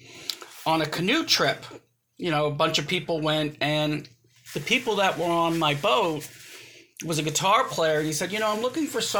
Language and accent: English; United States; I was brought up here in the United States. I'm second generation